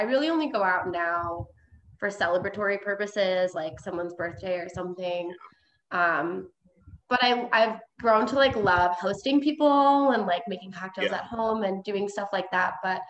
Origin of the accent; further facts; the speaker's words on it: Menasha, Wisconsin, United States; moved away as an adult; now in Milwaukee, United States; I grew up in Menasha. Okay. So it's like in between Nina and Appleton.